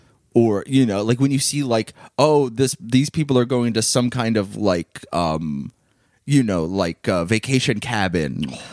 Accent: Long Island, New York, United States; I grew up in New York, but I feel like I had a very because I grew up on Long Island, and my family is Italian, but we're not particularly like stereotype.

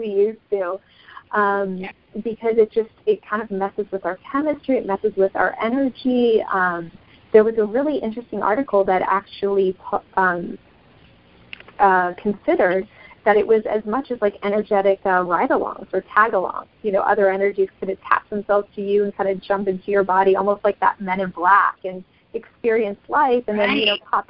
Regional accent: Brazil; moved away; I grew up in Brazil.

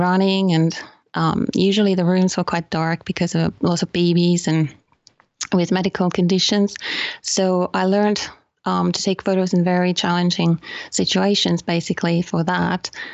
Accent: Finland; also born or lived in United Kingdom; now in Guilin, China; I'm from Finland.

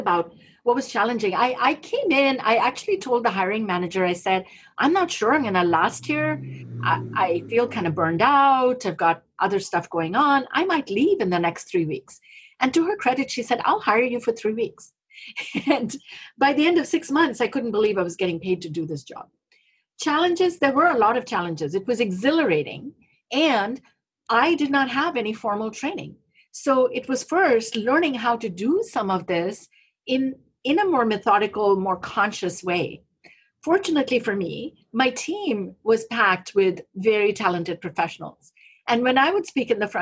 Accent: India; moved away; radio where I grew up in India

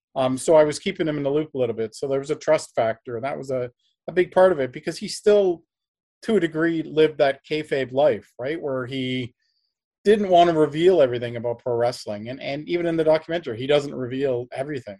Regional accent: Canada; I'm also Canadian

